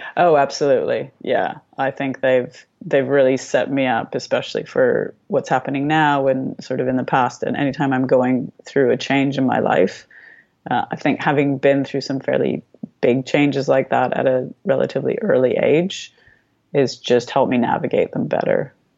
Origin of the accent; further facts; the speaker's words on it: Canada; also born or lived in Romania; I was born in Romania, not in Canada. Um, my parents defected when I was very young. We restarted in Canada with absolutely nothing